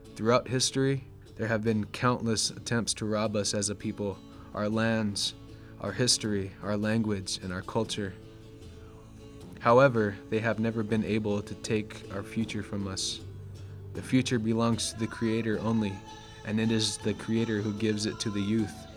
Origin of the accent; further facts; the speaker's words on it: Sacramento, California, United States; I grew up in Sacramento, in the Sacramento area of California